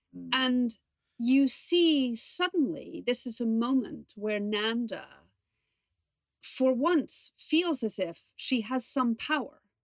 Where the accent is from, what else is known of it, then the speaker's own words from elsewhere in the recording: New York, United States; now in London, United Kingdom; I grew up in New York